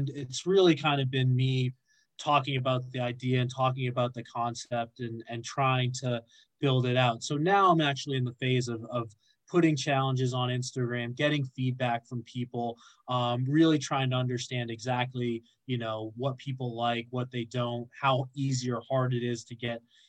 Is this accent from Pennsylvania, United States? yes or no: no; Boston, Massachusetts, United States; moved away as an adult; now in London, United Kingdom; I grew up playing in the Northeast